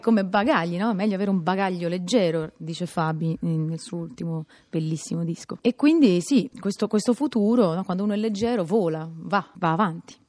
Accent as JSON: {"language": "Italian", "town": "Pisa", "region": "Tuscany", "country": "Italy", "said": "essendo io pisana"}